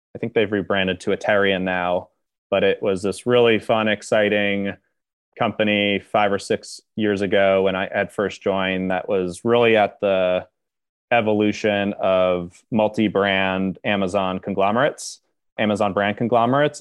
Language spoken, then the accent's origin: English; Upper Saddle River, New Jersey, United States; now in New York City, United States; grew up a little bit outside of New York in, uh, a town called Upper Saddle River, which is in northern New Jersey